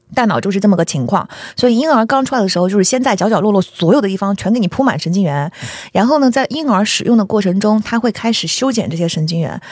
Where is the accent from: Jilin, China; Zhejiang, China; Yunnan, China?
Zhejiang, China; moved away; 我出生于山里。我身上留着小， 这让人做小生意的血液